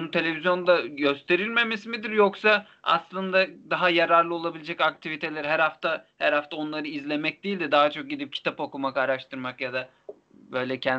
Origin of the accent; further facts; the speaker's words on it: Black Sea Region, Turkey; Hani, Karadenizliyse ben Karadenizliyim.